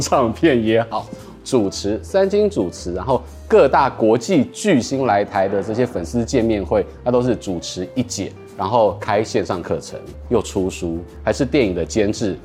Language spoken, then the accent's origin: Chinese; Hualien County, Taiwan; 我家乡在花莲